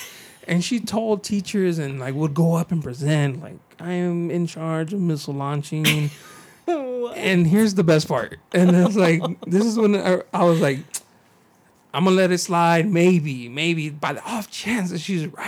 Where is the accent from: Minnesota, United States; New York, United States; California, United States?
California, United States; San Diego; I'm from San Diego